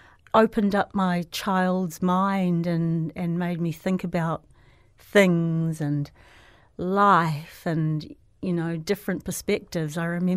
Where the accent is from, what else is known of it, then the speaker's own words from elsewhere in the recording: Ponsonby, Auckland, New Zealand; So I went to Ponsonby Primary School.